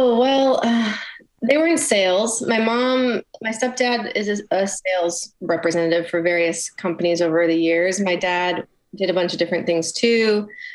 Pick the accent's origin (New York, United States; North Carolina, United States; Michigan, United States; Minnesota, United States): Michigan, United States; Clarkston; moved away as an adult; I grew up in Clarkston